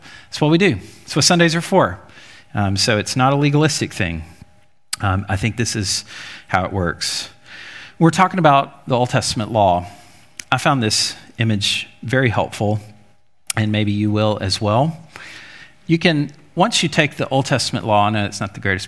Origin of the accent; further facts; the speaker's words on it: Jackson, Alabama, United States; I grew up in Jackson, Alabama